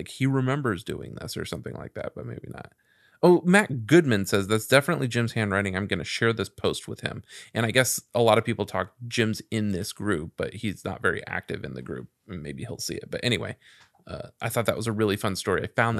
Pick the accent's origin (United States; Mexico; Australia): Mexico; moved away; I used to live in my hometown in Mexico back then.